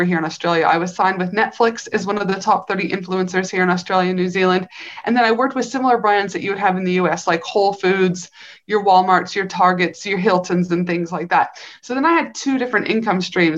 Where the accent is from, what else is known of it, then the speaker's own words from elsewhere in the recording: Canada; also born or lived in North Carolina; I'm from Canada, I was a clinician in North Carolina for a couple